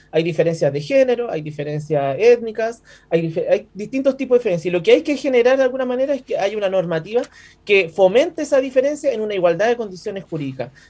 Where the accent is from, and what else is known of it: Chile